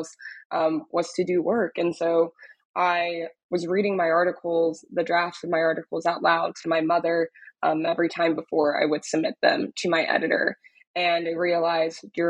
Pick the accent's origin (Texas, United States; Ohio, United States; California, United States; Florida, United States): Texas, United States; Dallas; moved away as an adult; also born or lived in Austin, Texas; now in New York, United States; I'm originally from Dallas, Texas, was born and raised in Dallas